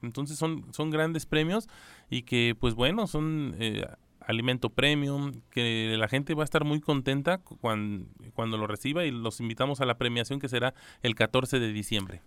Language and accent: Spanish; Mexico; como mexicano